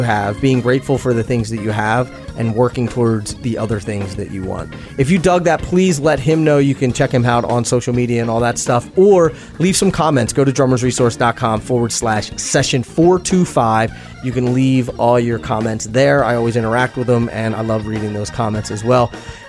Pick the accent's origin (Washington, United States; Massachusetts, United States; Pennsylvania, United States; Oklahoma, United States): Pennsylvania, United States; Philadelphia; I especially hope that my hometown of Philadelphia takes care of you tonight.